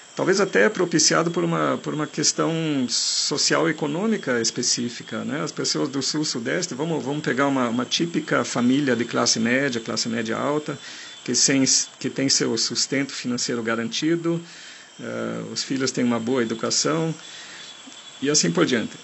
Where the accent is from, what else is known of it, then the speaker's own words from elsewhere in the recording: Germany; accent: German; Portuguese is a second language; now in Brazil; eu sou de origem estrangeira, eu sou alemão de nascença, eu tenho um sotaque muito forte